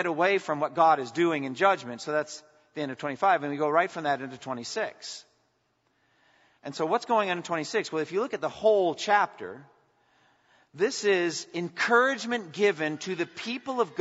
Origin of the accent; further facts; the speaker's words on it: United States; as an American pastor